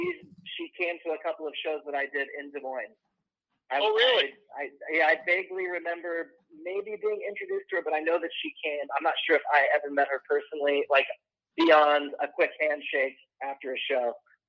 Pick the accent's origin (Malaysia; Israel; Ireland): Ireland; I'm the Irish guy with the weird name.